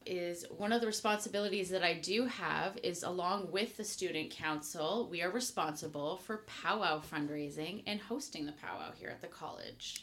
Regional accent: Henvey Inlet, Ontario, Canada; I am Anishinaabe Kwei from Henvey Inlet.

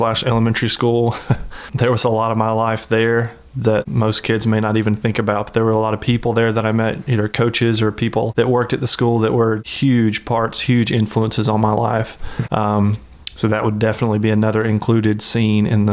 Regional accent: Tuscaloosa, Alabama, United States; moved away as an adult; also born or lived in Auburn; born and raised in Tuscaloosa and grew up in the Tuscaloosa area my whole life.

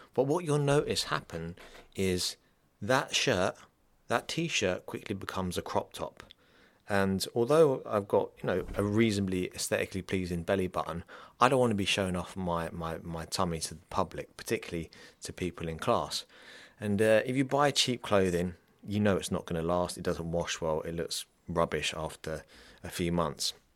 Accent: England, United Kingdom; also born or lived in London; now in Dublin, Ireland; I'm from England

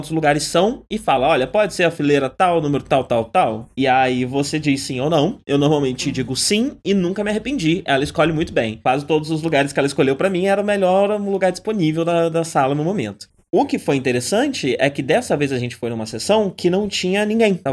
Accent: Brazil; a gente é brasileiro, a gente é pobre.

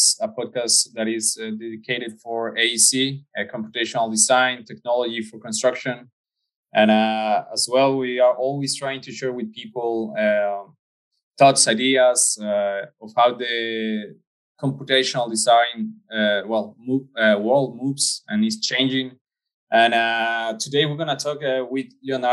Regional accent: Mexico; I'm from Mexico.

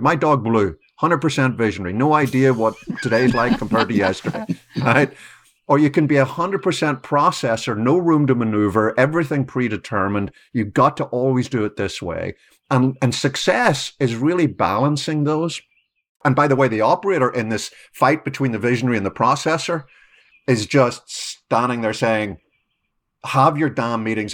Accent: Ireland; moved away as an adult; now in United States; I've been here twenty years, but I grew up in Ireland

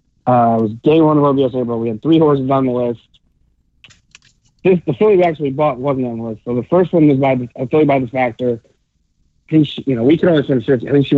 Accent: Connecticut, United States; I grew up in Connecticut

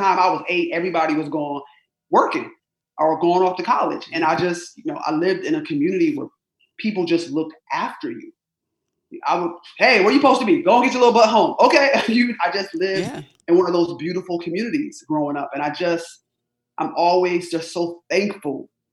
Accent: Rochester, New York, United States; I was born and raised in upstate New York. I'm an upstate New Yorker, Rochester, New York.

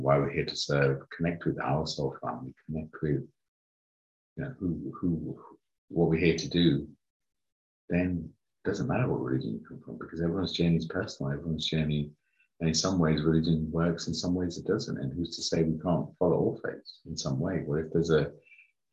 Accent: United Kingdom; also born or lived in Uganda; grew up in the UK, different parts of the UK

